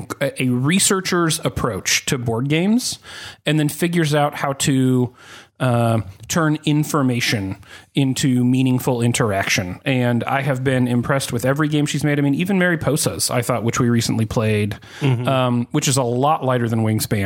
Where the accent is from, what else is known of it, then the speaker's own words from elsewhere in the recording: Missouri, United States; I grew up in Missouri.